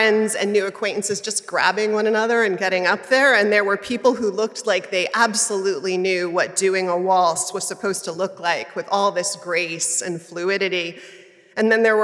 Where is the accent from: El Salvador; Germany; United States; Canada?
United States; New York City, New York; I grew up in Manhattan